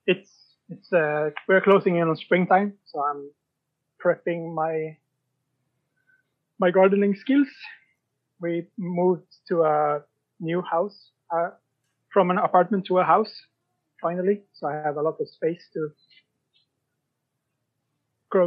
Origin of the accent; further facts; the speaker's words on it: Sweden; now in Norway; I'm from Sweden, and I live in Norway